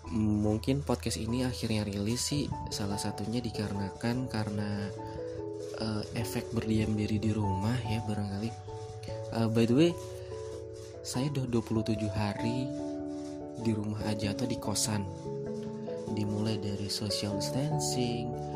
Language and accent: Indonesian; Padang Sidempuan, North Sumatra, Indonesia; moved away as an adult; saya pribadi yang memang merantau dari kota asal saya, Padang Sidimuun